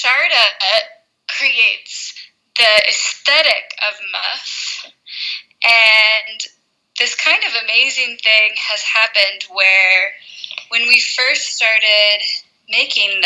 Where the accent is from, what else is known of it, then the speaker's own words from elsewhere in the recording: Portland, United States; now in Mexico City, Mexico; I live in Mexico City, but I'm from Portland